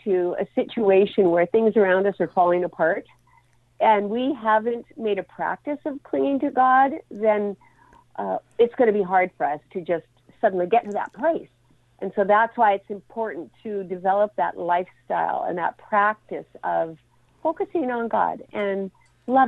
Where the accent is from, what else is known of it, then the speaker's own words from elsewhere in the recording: Alberta, Canada; now in Vancouver area, Canada; I grew up in Alberta, where minus 40 was typical for winter